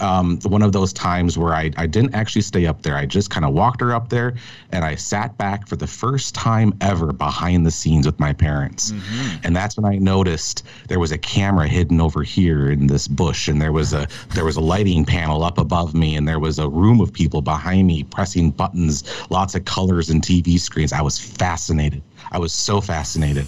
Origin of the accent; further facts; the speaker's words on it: Minneapolis, Minnesota, United States; I grew up in Minneapolis, Minnesota, in a suburb of the city